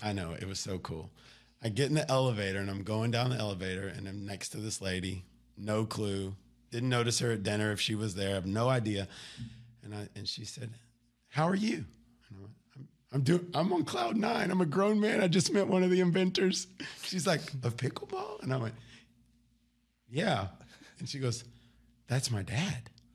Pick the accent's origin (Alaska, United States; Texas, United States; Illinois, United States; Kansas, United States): Texas, United States; Garland; moved away as an adult; also born or lived in Wylie, Texas / Oklahoma City, Oklahoma; born, born right here outside of Dallas, Garland, Texas, moved to Wiley, went to high school at Naaman